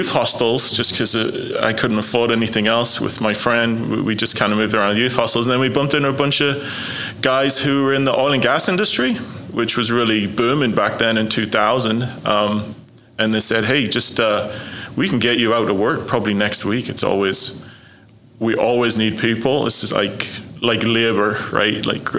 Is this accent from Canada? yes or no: no; Sunderland, North East England, United Kingdom; So Sunderland is a little. It's a little shipbuilding town on the northeast coast of England. So it's very down to earth place. It was a really nice place to grow up.